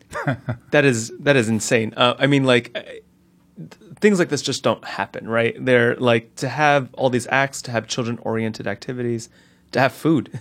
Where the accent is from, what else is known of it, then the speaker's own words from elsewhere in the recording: Newark, New Jersey, United States; I grew up in the North Ward of Newark, uh, specifically in the Roseville section